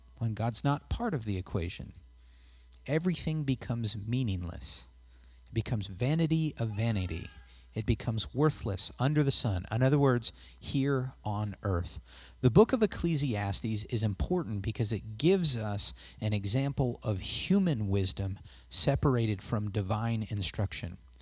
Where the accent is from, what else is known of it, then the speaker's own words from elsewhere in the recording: West Coast, United States; moved away; I'm from the West Coast